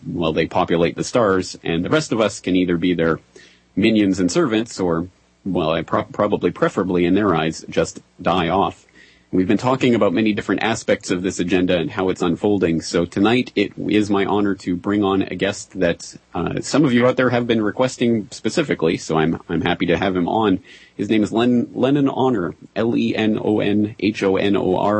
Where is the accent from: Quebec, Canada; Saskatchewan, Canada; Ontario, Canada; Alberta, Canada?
Alberta, Canada; moved away as an adult; also born or lived in Ireland; now in Japan; I am a Canadian by birth, and grew up and raised in Alberta, Canada. And I spent my entire life there until I was about 21, 22